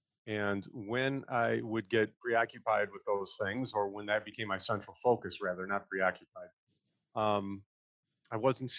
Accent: Chicago, Illinois, United States; also born or lived in Colorado; We are originally from the Chicago area.

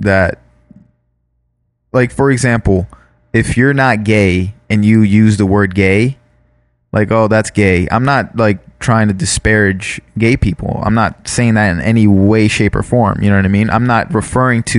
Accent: Florida, United States; now in California, United States; Growing up in Florida, growing up where we grew up

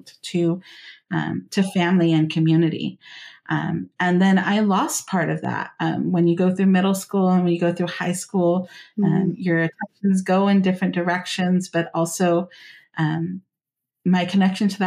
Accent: Central Valley, California, United States; I grew up here in the Central Valley of California

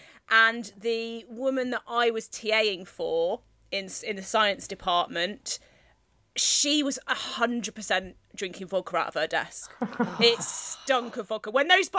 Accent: rural Devon, South West England, United Kingdom; born or raised there

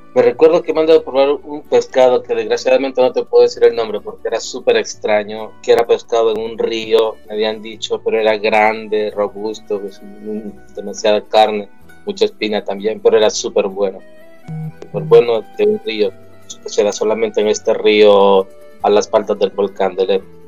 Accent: El Salvador; moved away as an adult; now in Sicily, Italy; yo soy del Salvador, de Centroamérica

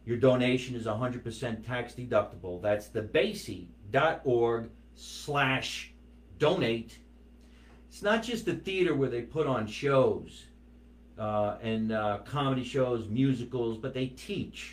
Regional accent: Scotch Plains, New Jersey, United States; my hometown of Scotch Plains, New Jersey

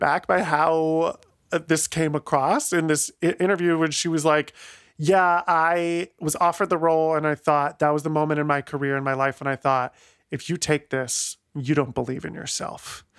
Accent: Ohio, United States; moved away; I'm from Ohio originally.

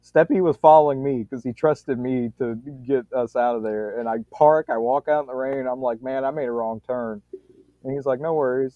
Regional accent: Louisiana, United States; I'm from Louisiana too

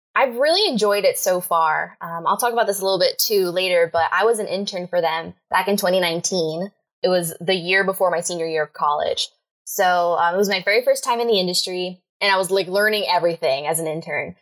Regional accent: Miami, Florida, United States; moved away as an adult; now in Atlanta, United States; originally, I'm from Miami, Florida. Uh, lived there my whole life.

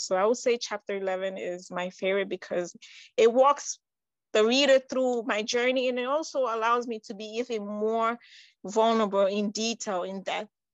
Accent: New York, United States; also born or lived in Conakry, Guinea; I was born in Guinea Conakry, that's on the west side. Um, I would say right next to Senegal, around Ghana. And I came to the United States when I was nine years old. So I pretty much grew up in New York

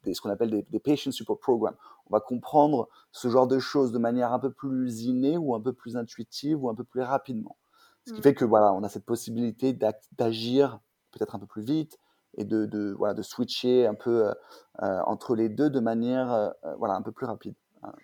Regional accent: Paris, Île-de-France, France; also born or lived in Orléans; je viens de Paris. Euh, je suis né à Orléans, mais j'ai bougé à Paris, à l'âge

